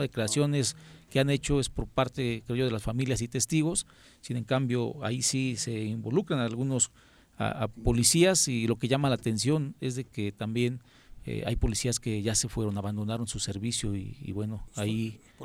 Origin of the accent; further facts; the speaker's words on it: Yautepec, Morelos, Mexico; Soy de Yautepec